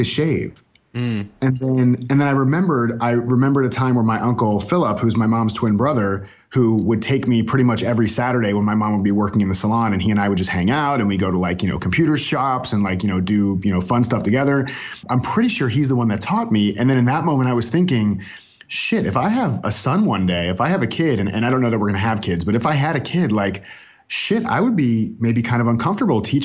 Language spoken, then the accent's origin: English; North Miami Beach, Florida, United States; moved away as an adult; now in Raleigh, United States; I was born in North Miami Beach, Florida, and raised in Florida. I lived in Florida almost my entire life